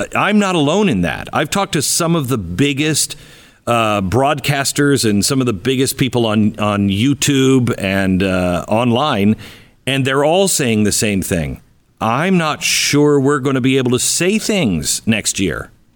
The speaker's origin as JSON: {"language": "English", "region": "Pacific Northwest", "country": "United States", "tie": "born or raised there", "said": "I grew up in the Pacific Northwest"}